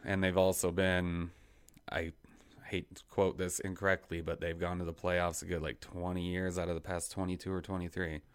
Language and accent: English; Idaho Falls, Idaho, United States; born and raised in Idaho Falls